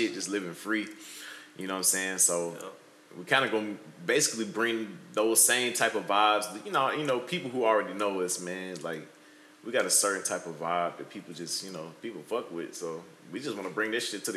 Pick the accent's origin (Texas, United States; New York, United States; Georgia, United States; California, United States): Georgia, United States; Atlanta; moved away as an adult; now in Portland, United States; I'm originally from Atlanta, Georgia, and we live out here on the West Coast now in Portland